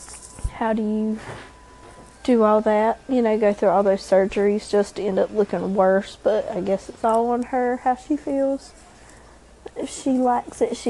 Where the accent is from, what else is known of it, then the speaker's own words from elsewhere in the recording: Robeson County, North Carolina, United States; We're from Robeson County in North Carolina, one of the poorest counties in North Carolina